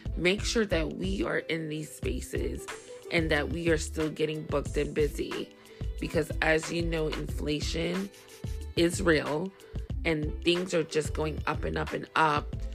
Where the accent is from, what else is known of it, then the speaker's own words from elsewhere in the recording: New York City, New York, United States; I'm from Brooklyn